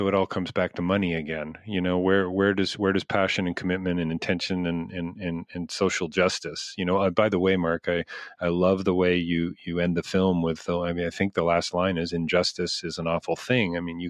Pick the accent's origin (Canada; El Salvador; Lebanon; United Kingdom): Canada; I'm a Canadian.